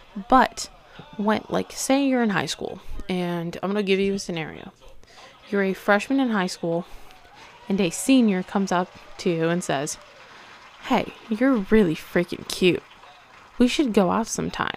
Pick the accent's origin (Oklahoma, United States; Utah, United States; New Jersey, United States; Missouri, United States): Missouri, United States; Hollister; I'm from Missouri. I'm from Hollister, Missouri